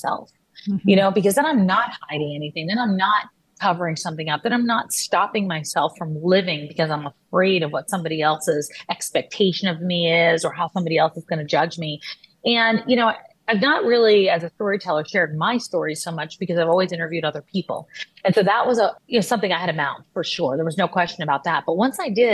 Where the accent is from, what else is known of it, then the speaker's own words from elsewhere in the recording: Texas, United States; I grew up in Texas